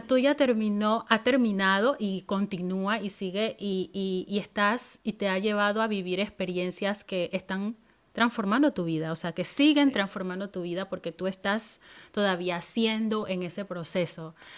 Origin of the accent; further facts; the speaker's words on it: Panama; moved away as an adult; now in Finland; las mismas amigas que yo tenía en mi país